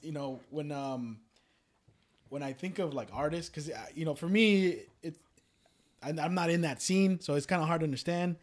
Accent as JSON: {"language": "English", "town": "Richmond", "region": "California", "country": "United States", "tie": "born or raised there", "said": "I grew up, born and raised in Richmond"}